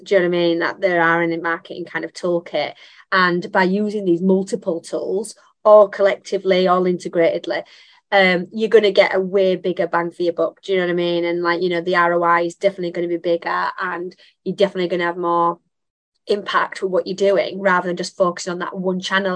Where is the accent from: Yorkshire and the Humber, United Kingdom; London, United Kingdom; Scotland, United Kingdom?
Yorkshire and the Humber, United Kingdom; Bradford; Bradford, my hometown.